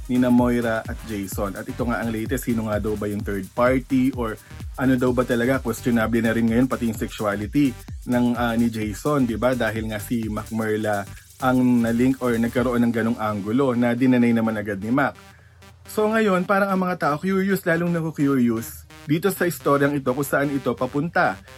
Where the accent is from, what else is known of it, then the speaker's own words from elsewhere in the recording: Mindanao, Philippines; Yes, meron pa kasi um, from Mindanao po ako.